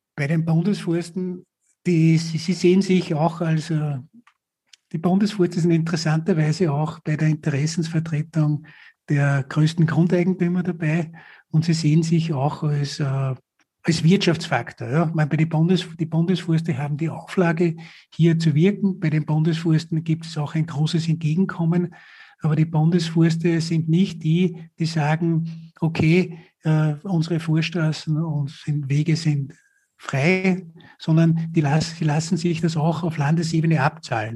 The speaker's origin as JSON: {"language": "German", "region": "Upper Austria", "country": "Austria", "tie": "born or raised there", "said": "Oberösterreich, also in meinem Heimatbundesland"}